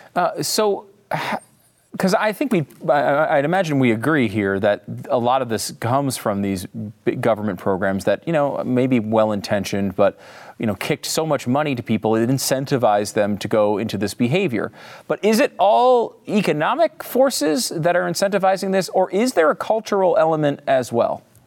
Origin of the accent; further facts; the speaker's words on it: Connecticut, United States; now in Texas, United States; I live in Texas, and everybody says y'all, but I'm from Connecticut